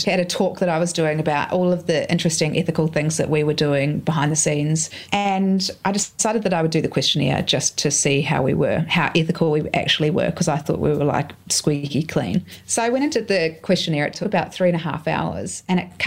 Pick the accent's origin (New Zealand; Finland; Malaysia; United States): New Zealand; now in Australia; I grew up in New Zealand beside a lake.